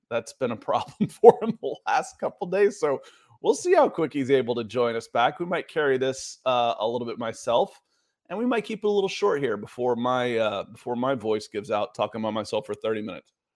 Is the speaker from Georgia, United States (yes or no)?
yes; Atlanta, Georgia, United States; I grew up in Atlanta and was a child of the, the eighties.